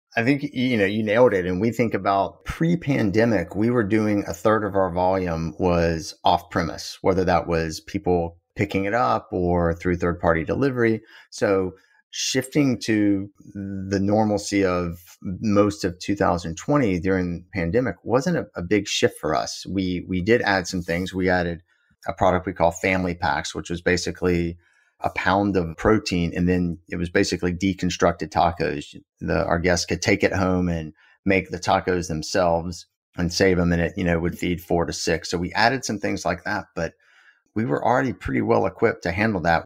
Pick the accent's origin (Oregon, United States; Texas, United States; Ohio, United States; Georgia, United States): Georgia, United States; South; also born or lived in Boston; now in Austin, United States; I grew up in South Georgia